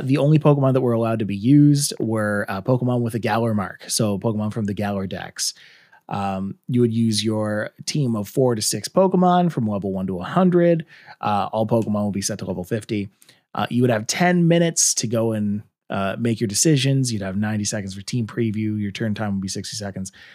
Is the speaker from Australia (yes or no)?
no; Canada; I'm Canadian